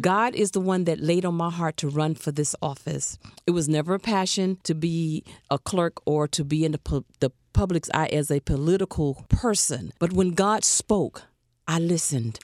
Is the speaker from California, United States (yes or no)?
no; Alabama, United States; now in Broward County, United States; I'm a Southern girl